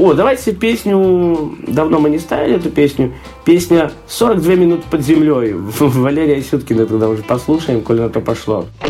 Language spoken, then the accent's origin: Russian; Belarus